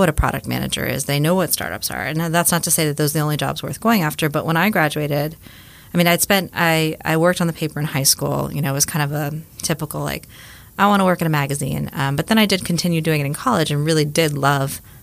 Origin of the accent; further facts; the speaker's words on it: Miami, Florida, United States; moved away; I grew up in Miami, Florida